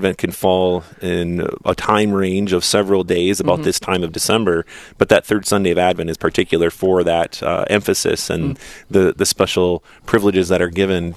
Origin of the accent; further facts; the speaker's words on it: Adams, Minnesota, United States; Brian and I, we go back to high school. We played on the football team together at Southland of Adams